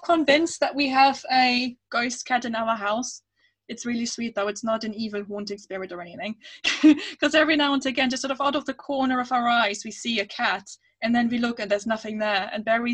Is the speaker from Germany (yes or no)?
yes; Germany; English is a second language; moved away; I grew up in Germany